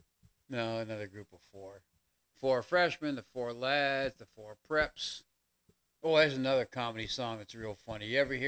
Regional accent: New York, United States; because I'm from New York

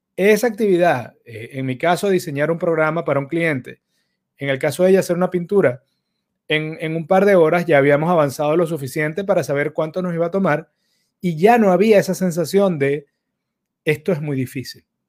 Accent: Caracas, Capital District, Venezuela; los que crecimos en Caracas en los 90

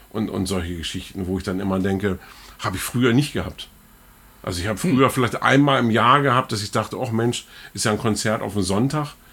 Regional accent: the Einbeck area, Lower Saxony, Germany; Ich bin ja, bin ja in der Ecke aufgewachsen

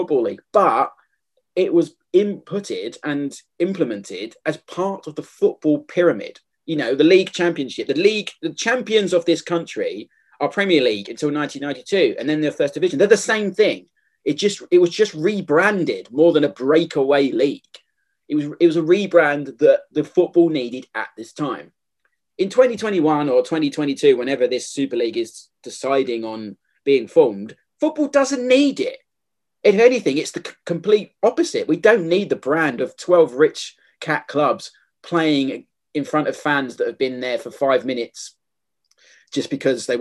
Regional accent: London, United Kingdom; I grew up in Southeast London

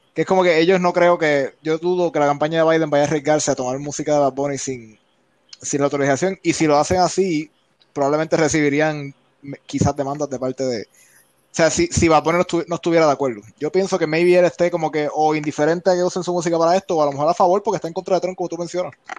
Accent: Puerto Rico; now in United States; desde la posición de la perspectiva de puertorriqueños y cuando uno está acá en Estados Unidos, que nosotros somos más inmigrantes sin ser inmigrantes

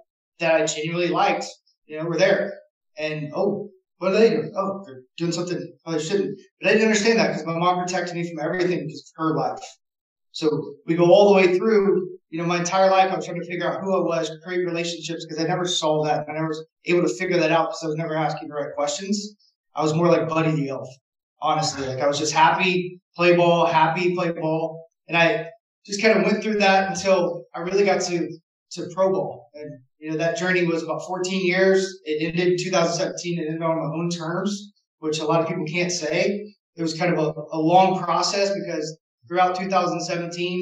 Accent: Knoxville, Tennessee, United States; I'm from Tennessee, Knoxville

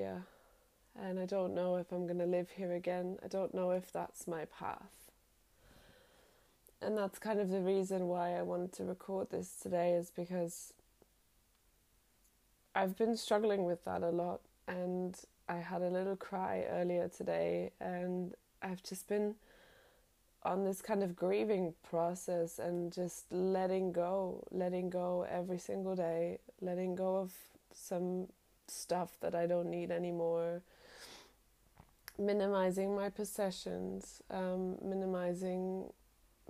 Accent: Germany; moved away as an adult; also born or lived in London; now in Sydney, Australia; Growing up in Europe

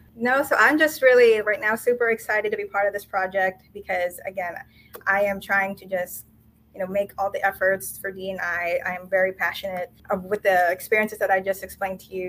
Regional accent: Florida, United States; also born or lived in Manila, Philippines; I was born and spent my early childhood in the Philippines and with my family, and then later childhood and early adulthood in Florida

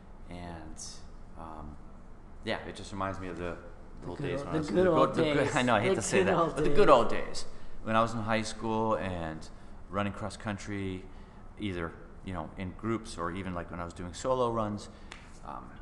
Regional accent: Southington, Connecticut, United States; I grew up in Connecticut. I grew up in a town, Southington, Connecticut.

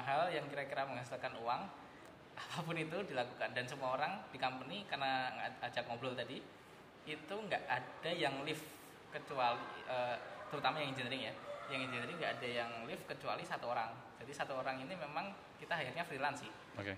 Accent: Yogyakarta, Special Region of Yogyakarta, Indonesia; moved away; also born or lived in Singapore; saya juga aslinya Jogja

